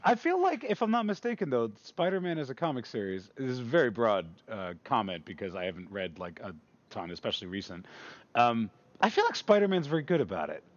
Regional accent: New York City, New York, United States; I grew up in Queens

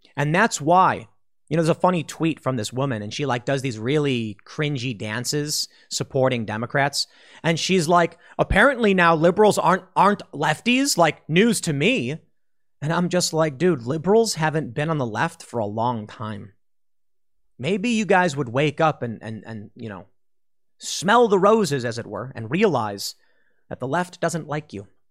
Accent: Chicago, Illinois, United States; Chicago, my hometown

